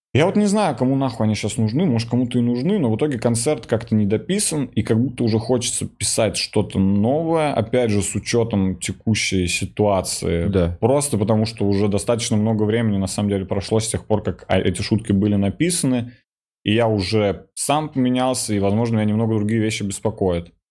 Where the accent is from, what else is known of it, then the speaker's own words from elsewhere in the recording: Russia; я вот русский